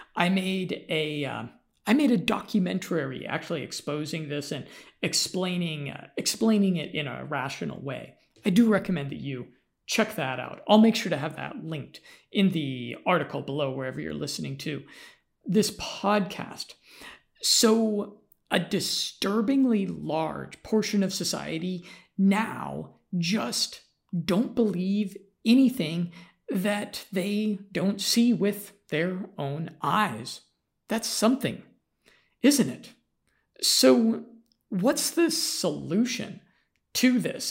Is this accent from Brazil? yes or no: no; United States; I'm American